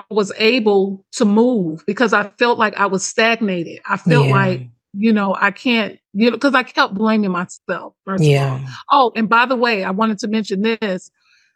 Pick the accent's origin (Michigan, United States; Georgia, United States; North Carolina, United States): Michigan, United States; Detroit; I'm from Detroit. I'm from the hood.